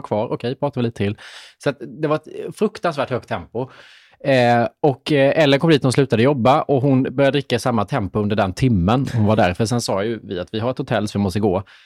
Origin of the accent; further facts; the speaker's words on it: Småland, Sweden; accent: Småländska; min småländska